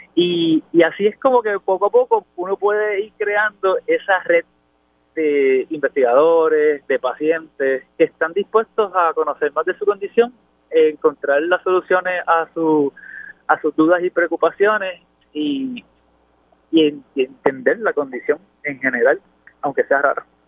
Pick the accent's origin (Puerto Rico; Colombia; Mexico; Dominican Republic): Puerto Rico; also born or lived in Houston; yo soy el boniteño, así que eh, nací allí en el pueblo de Bonito